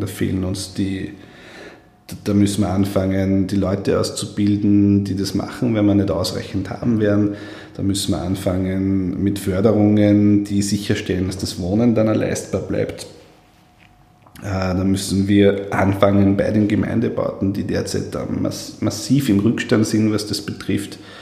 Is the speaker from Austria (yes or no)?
yes; Steyr, Upper Austria, Austria; am Markt in Steyr, wo ich herkomme